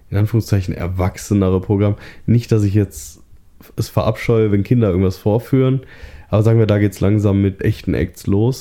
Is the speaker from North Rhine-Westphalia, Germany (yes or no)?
yes; Duisburg, North Rhine-Westphalia, Germany; moved away; Ich komme ursprünglich aus Duisburg, von da aus war's höchstens eine Stunde nach Düsseldorf